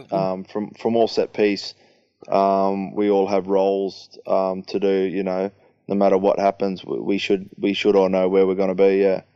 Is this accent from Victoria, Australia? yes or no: no; Sydney, New South Wales, Australia; moved away as an adult; now in Leicester, United Kingdom; go home to Sydney and, and play in my hometown